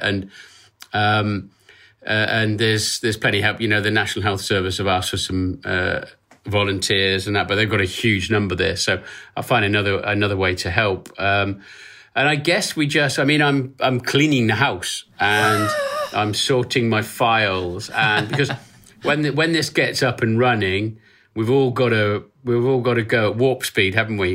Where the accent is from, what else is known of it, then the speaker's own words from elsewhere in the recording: Norfolk, East of England, United Kingdom; I was born in Norfolk, uh, which is a, a bit up from Cambridge in the eastern part of the U K. I'm a country boy, and I still live five miles away from where I was born